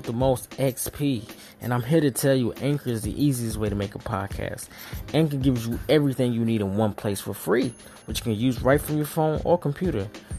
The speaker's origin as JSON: {"language": "English", "region": "the South", "country": "United States", "said": "I'm from the South, and that shit is a lot to me."}